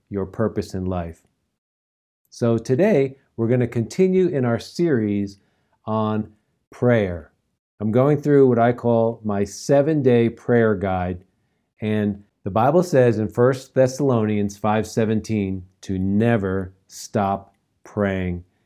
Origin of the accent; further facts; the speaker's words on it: New York, United States; now in Colorado, United States; New York, where I grew up